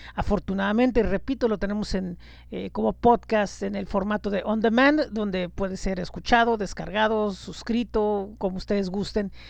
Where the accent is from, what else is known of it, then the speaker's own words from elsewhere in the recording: Tijuana, Baja California, Mexico; mi ciudad natal, que es Tijuana